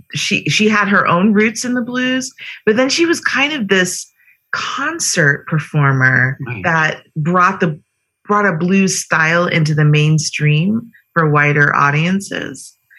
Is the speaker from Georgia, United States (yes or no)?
no; Florida, United States; also born or lived in Kingston, Jamaica; I was born in Kingston, Jamaica in the early 70s. And my family, I migrated with my parents in, I think that must have been 1981, about 40 years ago. Grew up in Florida